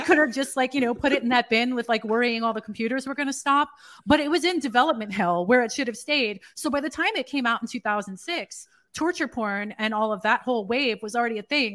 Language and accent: English; New York City, New York, United States; I'm from New York City